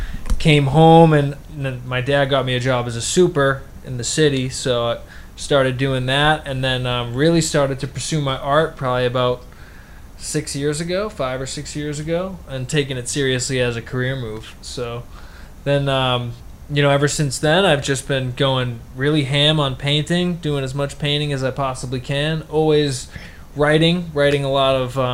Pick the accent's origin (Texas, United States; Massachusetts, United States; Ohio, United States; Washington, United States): Massachusetts, United States; Pembroke; moved away as an adult; also born or lived in Arizona; now in Boston, United States; I am 31 years old. I am from Pembroke, Mass.